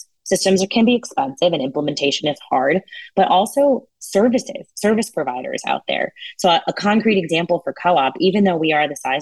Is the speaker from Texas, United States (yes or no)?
no; New Jersey, United States; also born or lived in India / Belmar, New Jersey; I grew up in New Jersey. I was actually born in India, but my parents ultimately settled here.